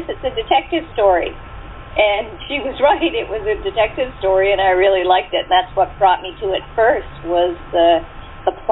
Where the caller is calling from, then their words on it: Lower Queensbury, New Brunswick, Canada; Um, I'm in Lower Queensbury, New Brunswick, Canada um, talking to you from the Roaring Twenties uh, Bed and Breakfast, which I own